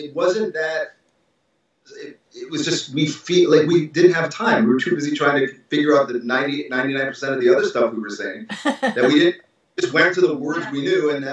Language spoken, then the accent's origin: English; Midwest, United States; moved away as an adult; also born or lived in Jordan; now in Los Angeles, United States; I'm from the Midwest